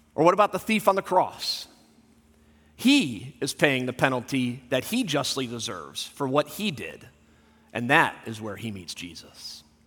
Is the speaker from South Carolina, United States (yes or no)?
no; Southern California, United States; moved away; I grew up in Southern California